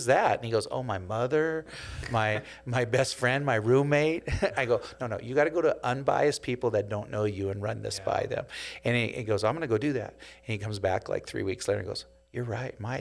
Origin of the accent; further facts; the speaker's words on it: Seattle, Washington, United States; also born or lived in Provo, Utah; Seattle, my hometown